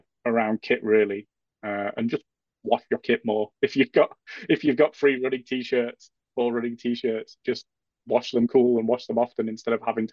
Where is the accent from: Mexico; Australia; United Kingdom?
United Kingdom; Yorkshire and the Humber; As a Yorkshireman